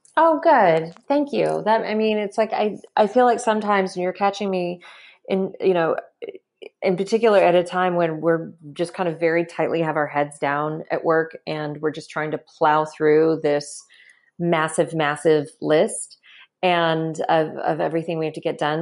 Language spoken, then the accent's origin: English; Kentucky, United States; you do not grow up mixed race in Kentucky